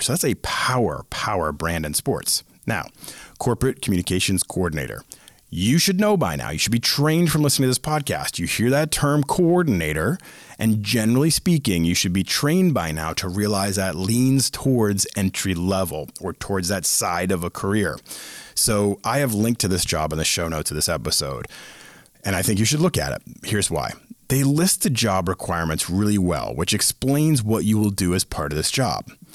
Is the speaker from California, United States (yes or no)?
no; Boston, Massachusetts, United States; I am from Boston